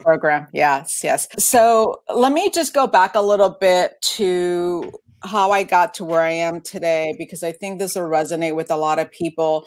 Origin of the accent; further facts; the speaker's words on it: East Coast, United States; moved away as an adult; now in Washington, United States; I grew up on the East Coast.